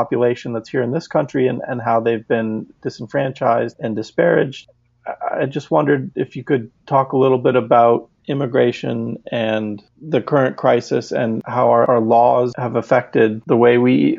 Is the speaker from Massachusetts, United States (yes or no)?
yes; Newton, Massachusetts, United States; I'm from Massachusetts also. Nelson and I both grew up in Newton